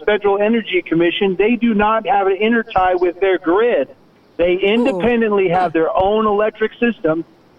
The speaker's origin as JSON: {"language": "English", "region": "Texas", "country": "United States", "said": "I'm a Texan"}